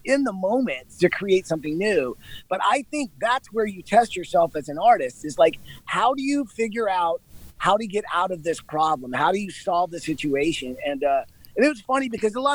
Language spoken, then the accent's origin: English; Georgia, United States; I'm from Georgia